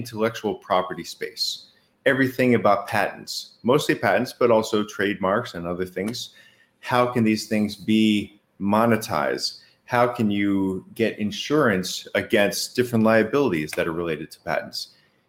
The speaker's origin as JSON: {"language": "English", "town": "Boston", "region": "Massachusetts", "country": "United States", "said": "I am from Boston"}